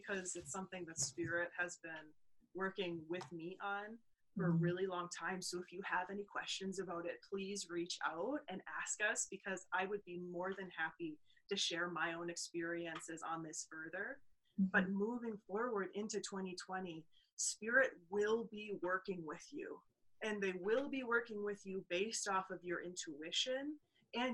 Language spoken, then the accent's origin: English; Wisconsin, United States; We are from Wisconsin